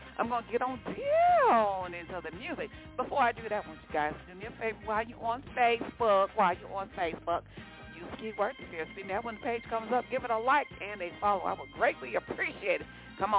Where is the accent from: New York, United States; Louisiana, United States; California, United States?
Louisiana, United States; That's the hometown. That's my hometown. I love me some Louisiana, baby. Yes, it's in my blood, baby.